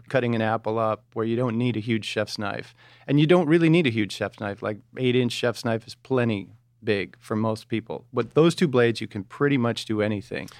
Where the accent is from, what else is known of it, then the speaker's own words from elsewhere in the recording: outside of Detroit, Michigan, United States; Just outside of Detroit